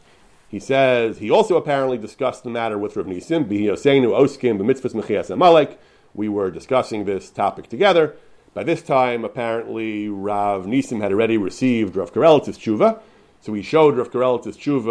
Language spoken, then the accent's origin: English; United States; I grew up in the American Litvish yeshiva world